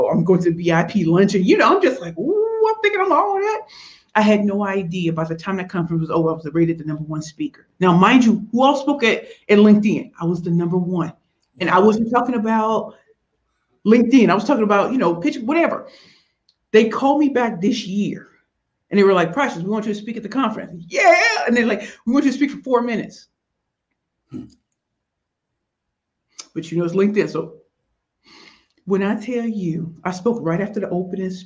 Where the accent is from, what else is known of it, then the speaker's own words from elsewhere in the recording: United States; I'm American in Canada